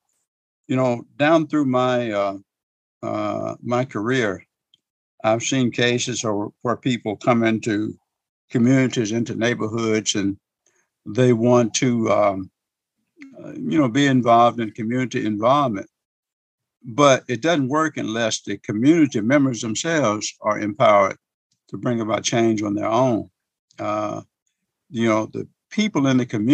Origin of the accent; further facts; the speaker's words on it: Wynne, Arkansas, United States; also born or lived in Little Rock, Arkansas; I was born in 1950 in Cross County, Arkansas. It's over in the eastern part of the state in Wynne, a little small town called Wynne.